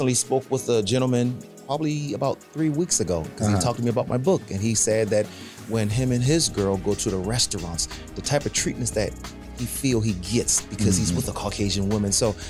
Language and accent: English; South Carolina, United States; now in Florida, United States; me growing up in South Carolina